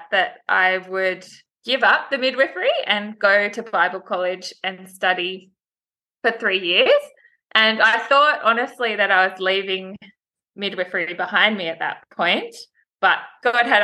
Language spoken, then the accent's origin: English; Sydney, New South Wales, Australia; also born or lived in Blue Mountains; I grew up in Sydney with my parents and my younger brother and sister.